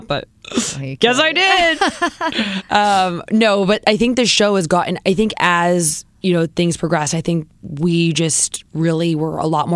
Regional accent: Southern California, United States; moved away as an adult; also born or lived in New York City; now in California, United States; We grew up in Southern California

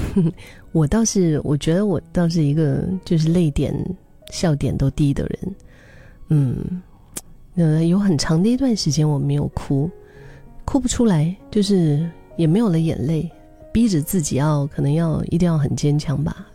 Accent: Singapore; 我们新加坡话叫很闲啊

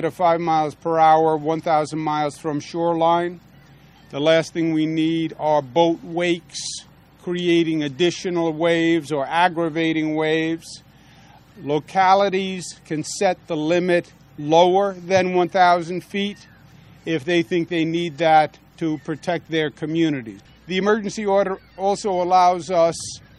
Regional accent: New York, United States; as a New Yorker, and I represent the people of New York

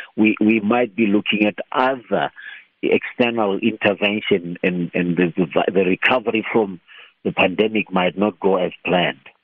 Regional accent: Limpopo, South Africa; I grew up eating millet in Limpopo

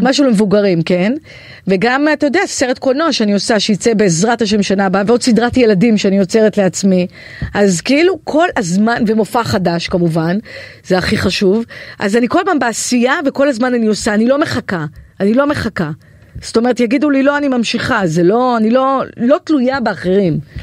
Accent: Kiryat Yam, Haifa District, Israel; moved away; אני מקריית ים במקור

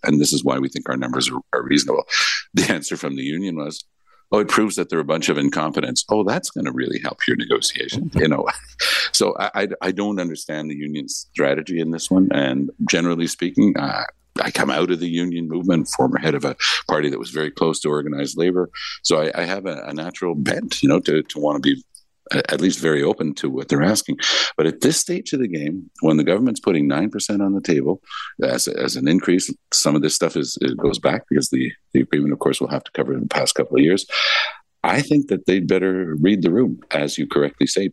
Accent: Ontario, Canada; now in Quebec, Canada; I was born in Ontario

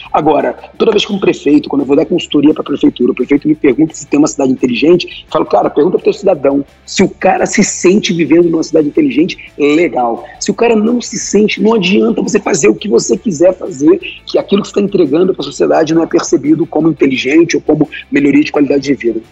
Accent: Brazil; born or raised there

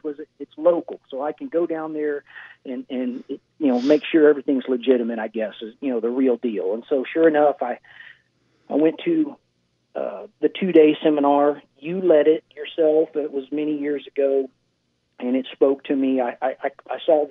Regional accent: Houston, Texas, United States; moved away as an adult; now in Florida Keys, United States; Growing up in Houston and being in Houston

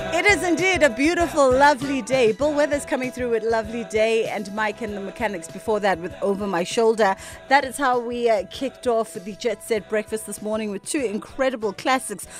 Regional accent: Durban, KwaZulu-Natal, South Africa; I'm from Durban

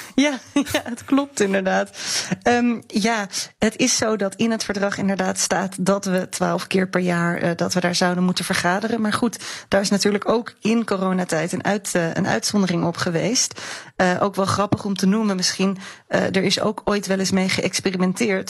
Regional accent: Netherlands

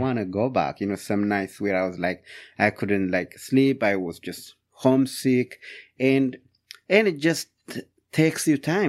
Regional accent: Ethiopia; English is a second language; moved away as an adult; also born or lived in Upland, Indiana; now in Fort Wayne, United States; my hometown, Yatagh Bon, Ethiopia.

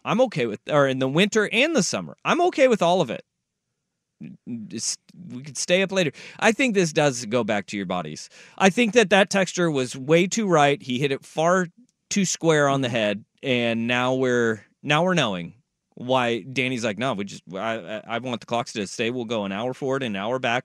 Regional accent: Alaska, United States; moved away; I grew up in Alaska.

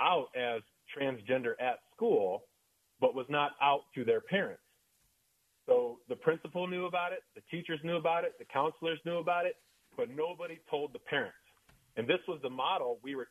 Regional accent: small town Indiana, United States; in my hometown, in small town Indiana

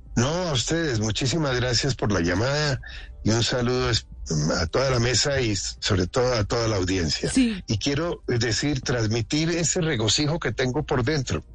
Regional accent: Colombia; como colombianos

